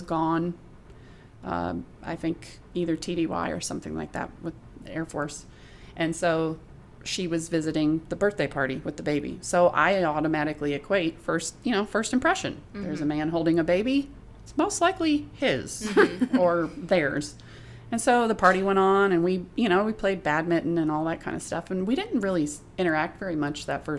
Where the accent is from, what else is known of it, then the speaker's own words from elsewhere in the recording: North Pole, Alaska, United States; I was from North Pole, so I was from the dark side